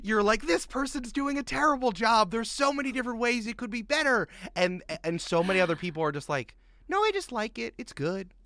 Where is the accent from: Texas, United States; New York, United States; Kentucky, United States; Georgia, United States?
New York, United States; Goldens Bridge; I grew up in Westchester County, New York